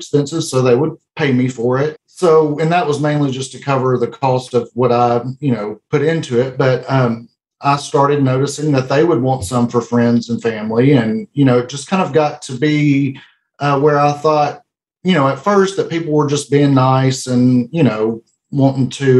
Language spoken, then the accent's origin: English; El Dorado, Arkansas, United States; We're from El Dorado, Arkansas, and that's where our business is located.